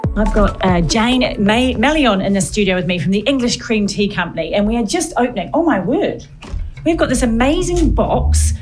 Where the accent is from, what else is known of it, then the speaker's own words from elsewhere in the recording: New Zealand; now in United Kingdom; I'm from New Zealand.